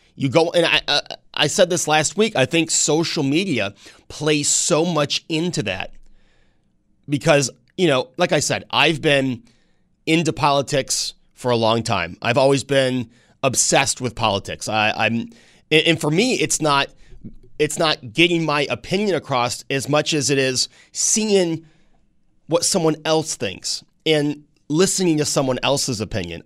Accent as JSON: {"language": "English", "region": "New York", "country": "United States", "tie": "born or raised there", "said": "I grew up in New York State."}